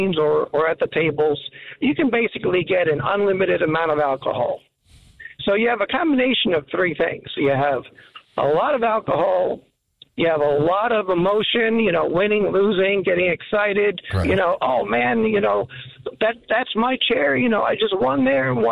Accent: North Bergen, New Jersey, United States; I grew up in Hudson County Park

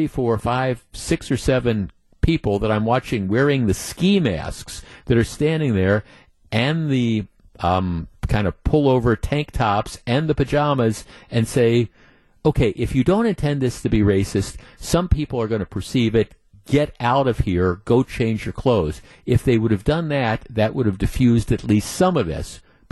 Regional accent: Muskego, Wisconsin, United States; Jeff, I'm from Muskego.

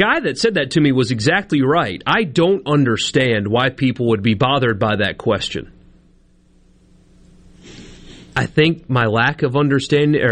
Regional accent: South Carolina, United States; now in Mississippi, United States; I'm an idiot from South Carolina

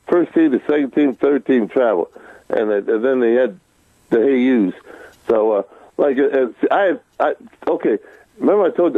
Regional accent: New Jersey, United States; born or raised there; moved away as an adult

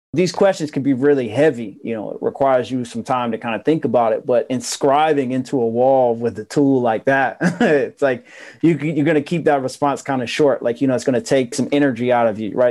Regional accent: Asheville, North Carolina, United States; I tell people that I'm from Asheville, North Carolina

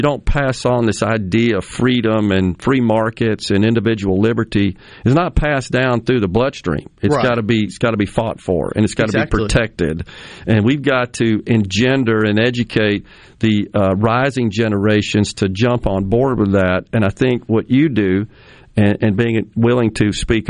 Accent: Jackson, Mississippi, United States; having lived in Mississippi all but 6 years of my life, born and raised here

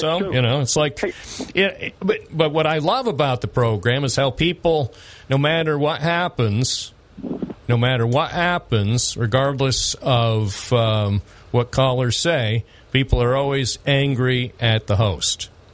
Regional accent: United States; When I grew up in America

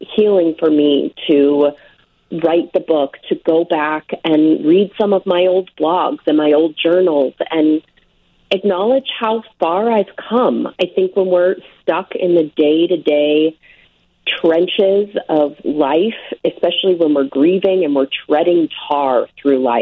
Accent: Omaha, Nebraska, United States; now in New Jersey, United States; I was raised in Omaha

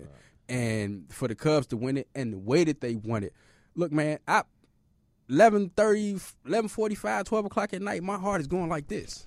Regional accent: Chicago, Illinois, United States; I grew up on the South Side

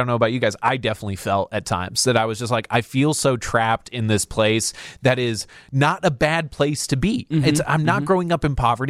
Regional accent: Crystal Lake, Illinois, United States; Grew up in Crystal Lake.

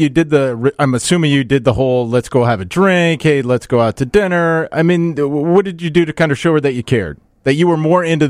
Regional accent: Iowa, United States; moved away; Originally, I'm from Iowa.

